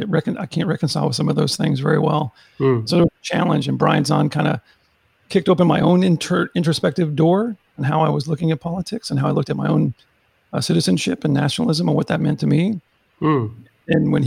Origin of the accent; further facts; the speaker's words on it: Texas, United States; Where I'm from is from the great state of Texas in the United States